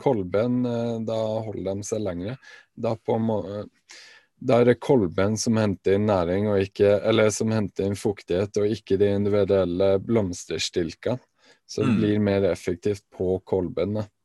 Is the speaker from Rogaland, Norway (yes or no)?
no; Alta, Finnmark, Norway; hjemme i Alta